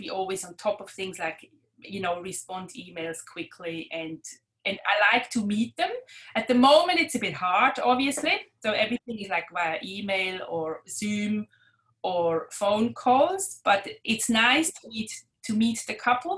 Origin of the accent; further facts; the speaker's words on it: Switzerland; moved away as an adult; now in Clyde North, Australia; I grew up in Switzerland